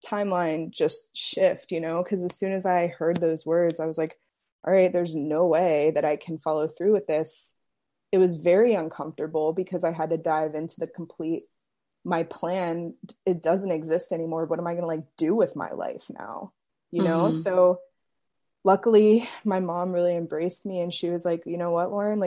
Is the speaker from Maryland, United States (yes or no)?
yes; Maryland, United States; I'm from Maryland